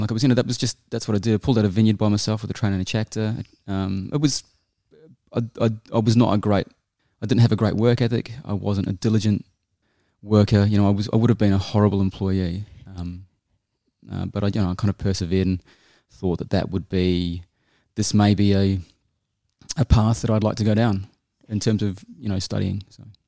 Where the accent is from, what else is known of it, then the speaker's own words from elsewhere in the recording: New Zealand; moved away as an adult; also born or lived in Auckland / United Kingdom; now in Australia; I'm a Kiwi. I was born in Auckland. Um, I grew up in New Zealand and a bit in the U K, and I moved to Australia in nineteen ninety-eight.